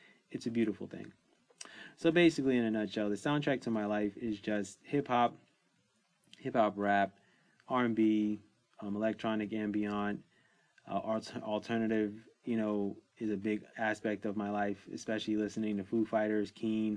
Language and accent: English; New York City, New York, United States; I grew up in New York City